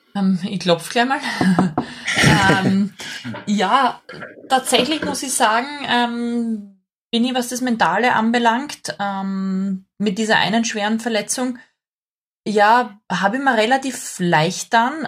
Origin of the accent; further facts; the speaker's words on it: Graz, Styria, Austria; also born or lived in Thal; Ich bin in Graz geboren